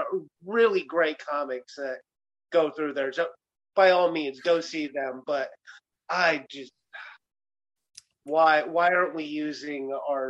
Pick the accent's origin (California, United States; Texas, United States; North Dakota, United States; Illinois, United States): Illinois, United States; Mason City; I grew up in Mason City.